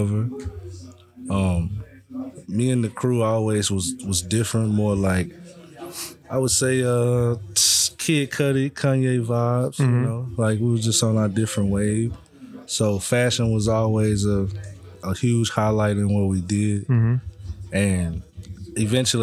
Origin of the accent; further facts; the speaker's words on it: Longview, Texas, United States; I'm from Longview, Texas. I come from the east side of town